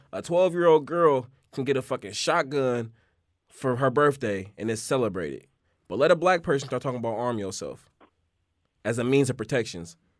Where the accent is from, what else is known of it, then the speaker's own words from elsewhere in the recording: Oakland, California, United States; I grew up in Oakland